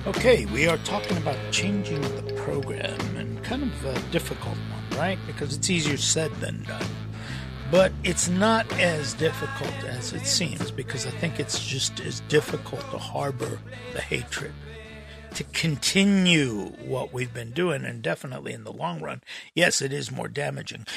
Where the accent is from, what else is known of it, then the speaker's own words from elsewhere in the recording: Los Angeles, California, United States; growing up in Los Angeles